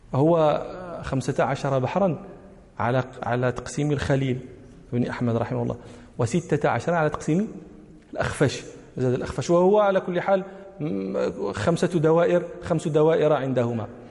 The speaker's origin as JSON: {"language": "Arabic", "country": "Morocco", "said": "ونحن المغاربة"}